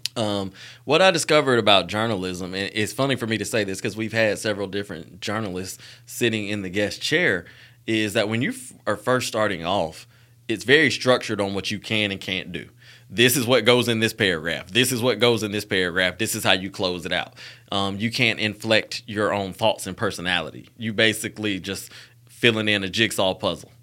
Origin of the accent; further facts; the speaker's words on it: Montgomery, Alabama, United States; I'm from Montgomery, Alabama, born and raised